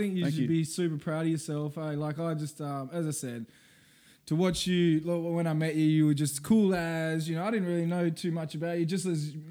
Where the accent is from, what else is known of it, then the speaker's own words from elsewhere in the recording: Rockingham, Western Australia, Australia; We're from Rockingham